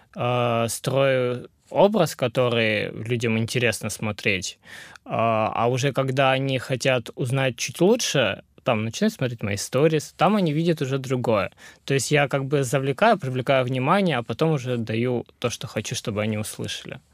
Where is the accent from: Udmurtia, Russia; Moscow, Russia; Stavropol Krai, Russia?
Stavropol Krai, Russia; Pyatigorsk; moved away as an adult; also born or lived in Yerevan, Armenia; now in Krasnodar, Russia; родился в Ереване, э, вырос в Пятигорске и переехал в Краснодар погреться